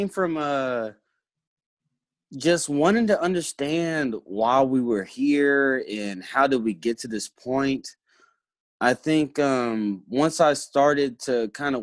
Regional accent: Hot Springs, Arkansas, United States; also born or lived in Little Rock, Arkansas; I grew up mostly in Hot Springs, Arkansas, and Little Rock, Arkansas

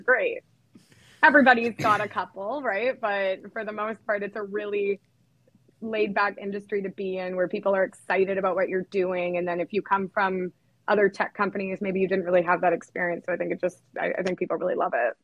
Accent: Canada; I'm actually from Canada

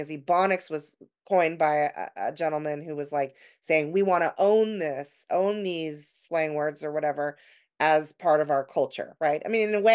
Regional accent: Los Angeles, California, United States; also born or lived in Orange County, California; I grew up in Southern California, and I ended up growing up in a part of Los Angeles

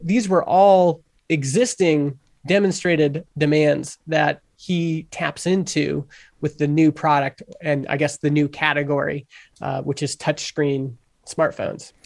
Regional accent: Canada; I'm Canadian

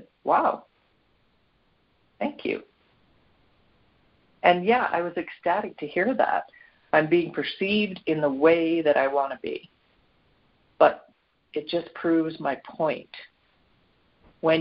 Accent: Canada; Canada, my home country

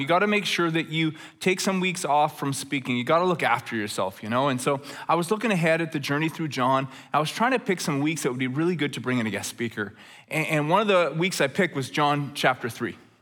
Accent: Red Deer, Alberta, Canada; Growing up in Red Deer, Alberta

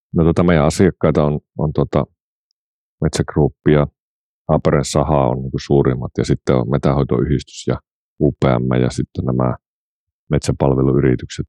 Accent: Pihtipudas, Central Finland, Finland; also born or lived in Oulu; olen umpiputtaalainen, eli tota, niin olen syntynyt Pihtiputalle ja kasvanut

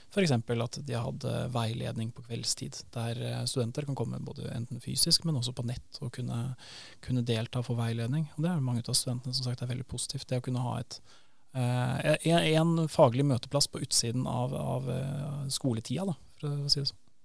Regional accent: Northern Norway, Norway; also born or lived in Grytøya; Jeg er jo fra Nord-Norge, og jula for meg, eh, alle mine største juleminner handler om Nord-Norge

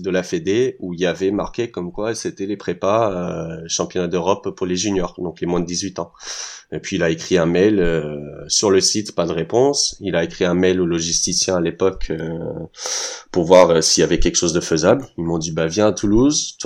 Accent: United States; born there; Non, je suis américain. C'est

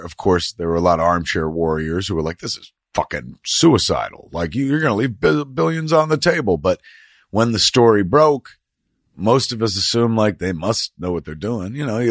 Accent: East Coast, United States; now in Hollywood, United States; We came from the East Coast, and then we worked real hard and climbed ladders, and now we live in Hollywood, the land of dreams.

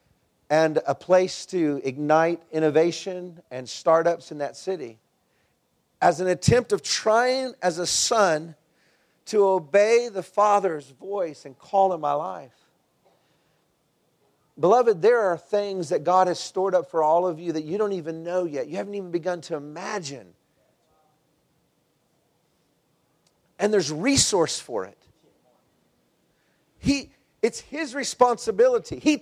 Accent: Texas, United States; moved away; I'm from Texas

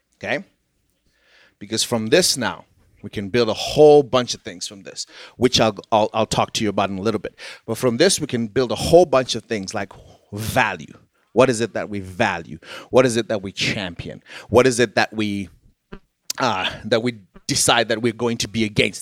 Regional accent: Zimbabwe; moved away; I am from Zimbabwe, which was a former British colony

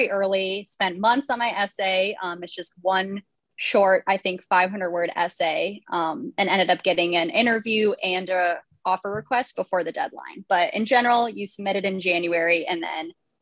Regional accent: Boulder, Colorado, United States; I am originally from Boulder, Colorado, and that's kind of where I grew up and was raised.

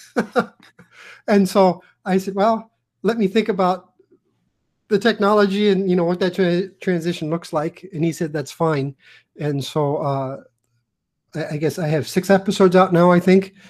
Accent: Iowa, United States; I grew up in Iowa. I'm like a sixth generation Iowan

